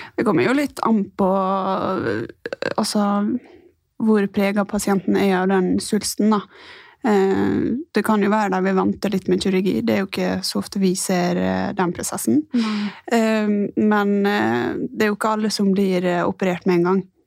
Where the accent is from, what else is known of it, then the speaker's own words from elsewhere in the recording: Ålesund, Møre og Romsdal, Norway; moved away as an adult; now in Oslo, Norway; Jeg er fra Ålesund. Eh, Flytta til Oslo i 2017